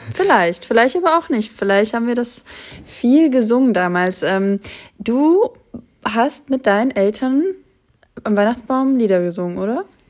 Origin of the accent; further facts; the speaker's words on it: Germany; ich bin ja schon in Deutschland geboren, meine Mutter auch